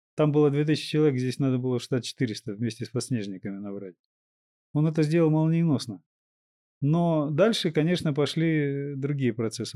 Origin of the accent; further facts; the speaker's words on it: Kazakhstan; немного казахской крови, я родился в Казахстане.